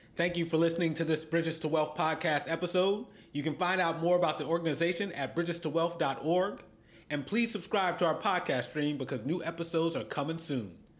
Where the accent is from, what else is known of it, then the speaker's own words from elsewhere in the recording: Philadelphia, Pennsylvania, United States; I grew up in Philly, went through the Philly public school